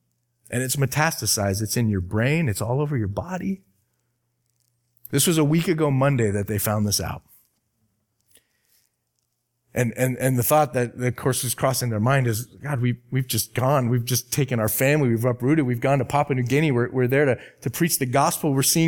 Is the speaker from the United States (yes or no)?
yes; Arizona, United States; I'm from Arizona, and the pastor of this church is a dear friend of mine.